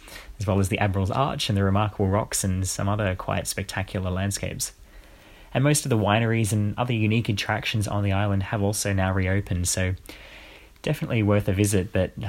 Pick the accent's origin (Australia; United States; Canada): Australia; Canberra, Australian Capital Territory; I was from Canberra.